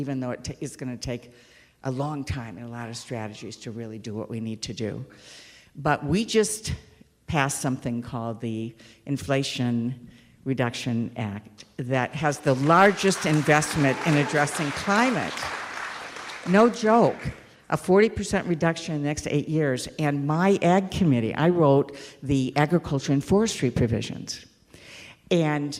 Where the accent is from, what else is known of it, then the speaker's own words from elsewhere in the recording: Clare, Michigan, United States; I've lived in Michigan my whole life, and growing up in Clare and coming up here all the time